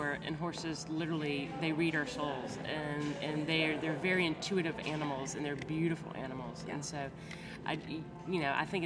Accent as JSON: {"language": "English", "town": "Aiken", "region": "South Carolina", "country": "United States", "said": "I'm from Aiken, South Carolina, so we're thoroughbred country"}